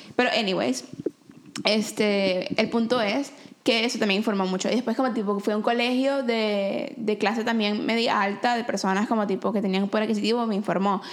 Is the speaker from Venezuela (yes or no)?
yes; Venezuela; now in Vancouver, Canada; soy de Venezuela, amo las arepas